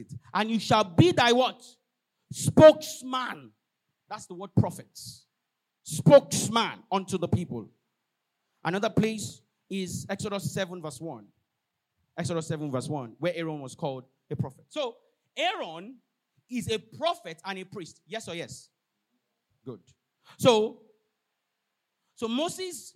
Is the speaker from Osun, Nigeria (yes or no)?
yes; Osun, Nigeria; I'm not a Levite by tribal. I'm from Osun State. One crazy village like that.